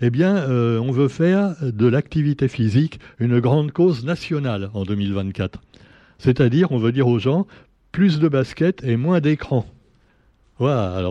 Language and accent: French; Réunion; il enlérise notre qualité réunionnais. J'excuse si j'ai un accent parisien, excusez-moi.